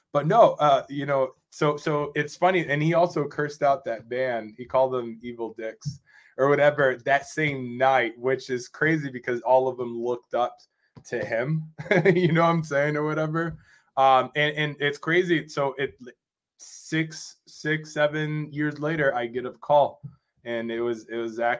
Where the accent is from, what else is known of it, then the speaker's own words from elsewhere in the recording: Rochester, New York, United States; my hometown, which is Rochester, New York.